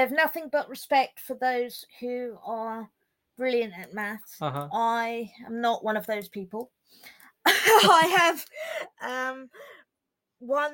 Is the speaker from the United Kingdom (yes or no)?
yes; Hampshire, South East England, United Kingdom; I'm 24 and I'm a novelist from Hampshire in England.